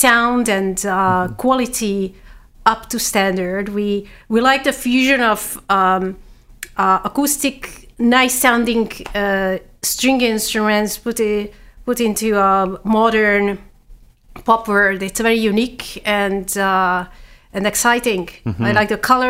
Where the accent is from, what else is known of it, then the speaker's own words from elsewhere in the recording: Hungary; moved away as an adult; also born or lived in Vienna, Austria; now in Canada; I'm from Hungary